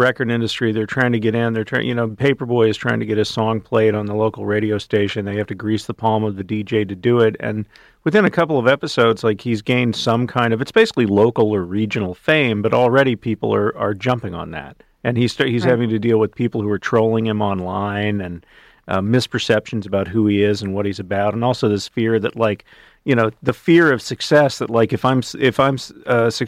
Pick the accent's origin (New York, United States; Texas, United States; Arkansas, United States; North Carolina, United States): Texas, United States; I've never spent much time in Georgia, but I grew up in Texas